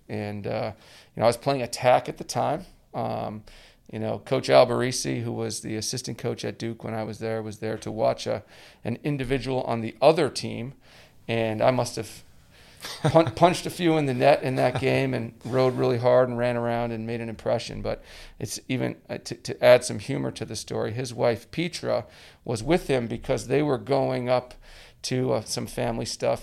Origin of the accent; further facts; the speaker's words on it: Edmonton, Alberta, Canada; moved away as an adult; the first guy from, from my hometown in Edmonton to go down to play in the U S